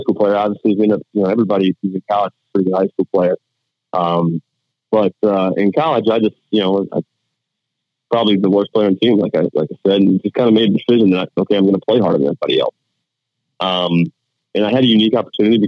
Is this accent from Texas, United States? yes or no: no; Virginia, United States; also born or lived in North Carolina; I was born in Virginia and kind of split time back in Virginia, North Carolina growing up.